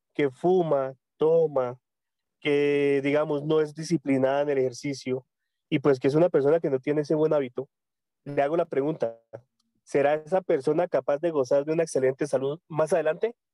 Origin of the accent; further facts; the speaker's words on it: Tunja, Boyacá, Colombia; yo soy de Colombia, yo soy de Tunja, Boyacá, una ciudad muy hermosa cerca de la capital de Bogotá.